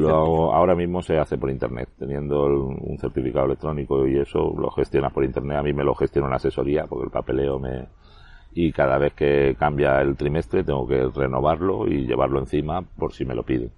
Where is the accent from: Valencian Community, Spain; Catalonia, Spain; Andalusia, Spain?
Valencian Community, Spain; Elche; also born or lived in Cartagena / A Coruña; Desde los 11 años estoy aquí. Me considero bastante ilicitano